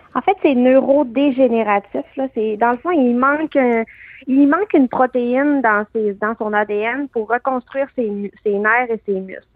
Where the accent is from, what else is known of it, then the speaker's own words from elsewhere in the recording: Canada; qu'on est Canadien avant tout aussi